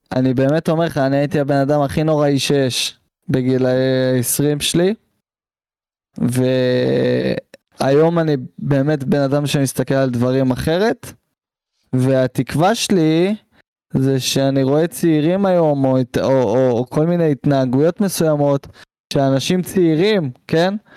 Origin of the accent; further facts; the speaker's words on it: Israel; אותנו כישראלים